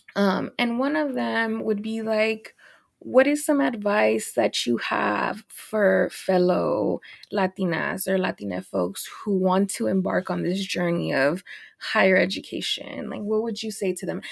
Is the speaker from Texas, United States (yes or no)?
yes; Dallas, Texas, United States; also born or lived in Los Angeles; I'm from Dallas